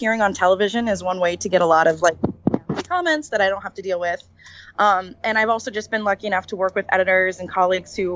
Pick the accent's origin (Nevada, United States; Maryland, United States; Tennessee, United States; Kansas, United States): Kansas, United States; Lawrence; I grew up in Lawrence, which is a college town